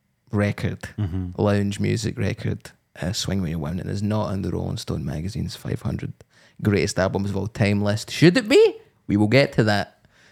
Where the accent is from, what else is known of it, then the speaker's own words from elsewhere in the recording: England, United Kingdom; now in Edinburgh, United Kingdom; as an English person who lives in Edinburgh.